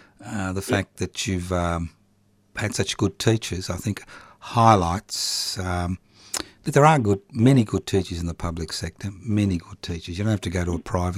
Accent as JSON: {"language": "English", "town": "Brisbane", "region": "Queensland", "country": "Australia", "tie": "born or raised there", "said": "I was actually born in Brisbane."}